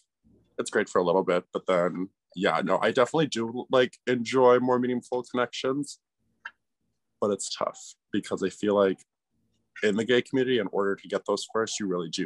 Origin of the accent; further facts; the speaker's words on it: Stevens Point, Wisconsin, United States; now in Madison, United States; I grew up in Stevens Point, which is a super small town